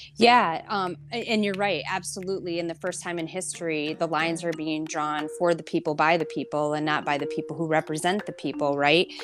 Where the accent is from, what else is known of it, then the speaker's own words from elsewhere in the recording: Flint, Michigan, United States; I was born and raised in Flint, and I take a lot of pride from my hometown